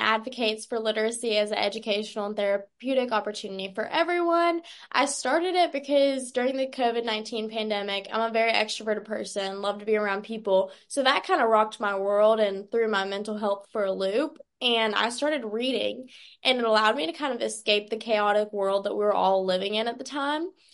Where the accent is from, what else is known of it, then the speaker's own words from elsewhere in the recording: Stanfield, North Carolina, United States; I'm from Stanfield, North Carolina